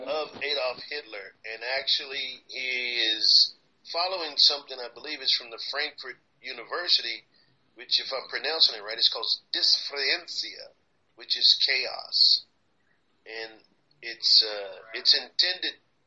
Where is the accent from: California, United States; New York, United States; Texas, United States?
Texas, United States; growing up in Texas